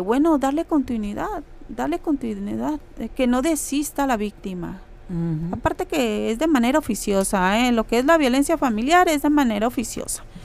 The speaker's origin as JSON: {"language": "Spanish", "town": "Mexicali", "region": "Baja California", "country": "Mexico", "said": "soy de Mexicali, Baja California"}